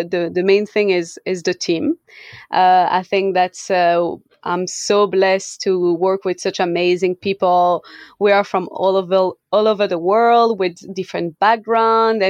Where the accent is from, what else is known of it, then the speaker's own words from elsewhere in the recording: Switzerland; moved away as an adult; also born or lived in New Zealand; I'm originally from Switzerland, and when I was around 23 or something like that, I moved to New Zealand.